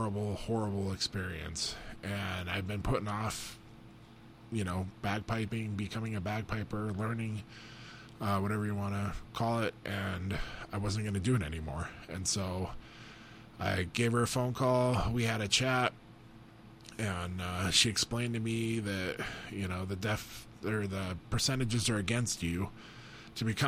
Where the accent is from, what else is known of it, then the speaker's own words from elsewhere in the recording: Butte, Montana, United States; I grew up in Butte, Montana